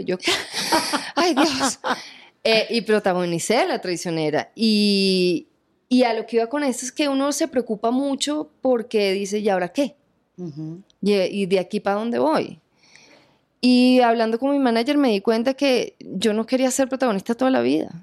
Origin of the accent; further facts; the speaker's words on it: Venezuela; moved away as an adult; now in Colombia; mi tierra, Venezuela